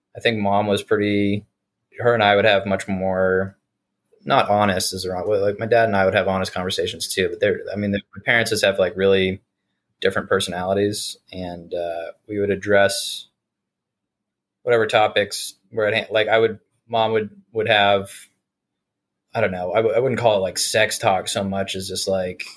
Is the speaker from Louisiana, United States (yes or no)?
no; South Burlington, Vermont, United States; I grew up in Vermont in uh, South Burlington